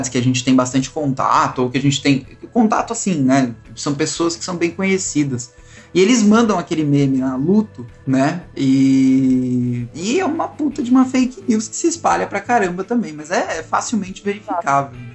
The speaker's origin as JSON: {"language": "Portuguese", "country": "Brazil", "said": "Eu, como um bom brasileiro, tenho muito orgulho."}